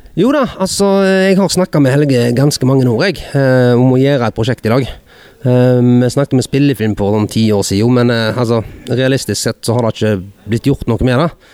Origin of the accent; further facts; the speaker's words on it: Hordaland, Vestland, Norway; bygdehuset hjemme i Hordaland